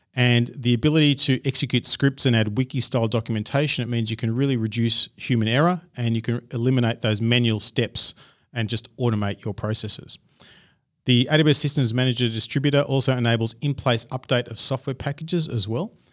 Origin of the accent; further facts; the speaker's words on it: Australia; accent: Australian; my crazy Australian accent